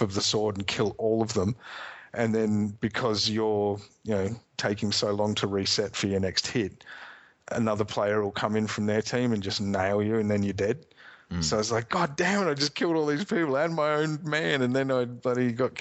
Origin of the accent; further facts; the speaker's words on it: Australia; I'm an Australian